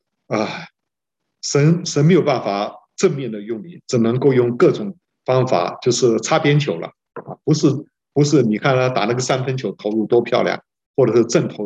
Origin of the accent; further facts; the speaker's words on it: China; 我们中国人说啊，中国人的这个政治学叫做内圣外王